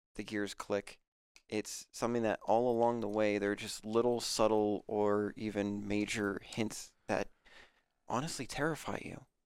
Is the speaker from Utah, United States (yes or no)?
no; Aurora, Colorado, United States; moved away; I'm from Aurora